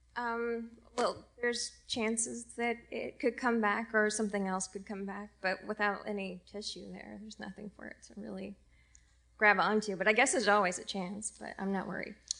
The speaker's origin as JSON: {"language": "English", "region": "Indiana", "country": "United States", "moved": "as an adult", "lives_now": "San Francisco, United States", "said": "I'm from Indiana originally."}